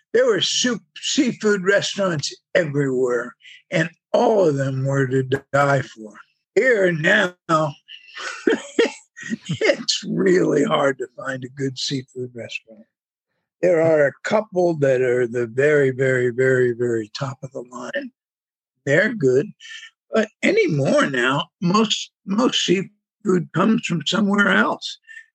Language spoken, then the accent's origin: English; New York, United States; now in Florida, United States; a lot of these people came from somewhere else, and I came from New York, and I always feel like I'm 5 steps ahead of them. A lot of stupid people came to Florida.